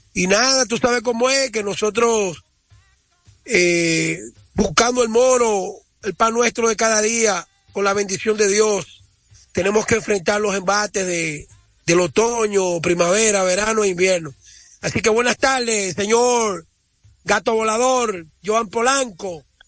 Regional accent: Dominican Republic; yo estoy muy orgulloso como dominicano

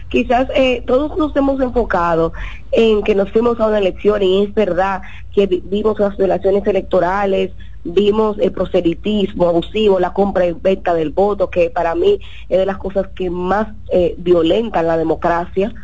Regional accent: Dominican Republic; como dominicanos

